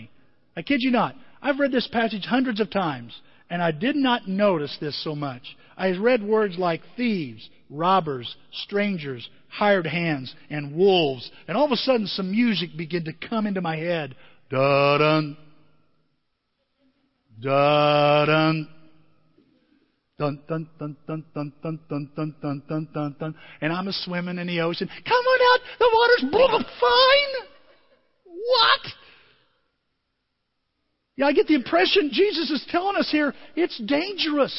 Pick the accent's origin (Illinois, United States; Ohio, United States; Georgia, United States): Illinois, United States; Southern; I'm from Southern Illinois